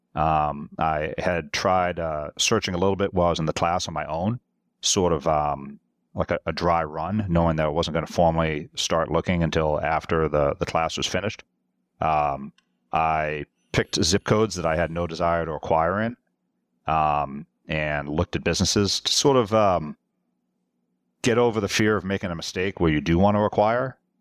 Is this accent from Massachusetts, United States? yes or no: yes; Massachusetts, United States; moved away as an adult; also born or lived in Europe; I was born and raised in Massachusetts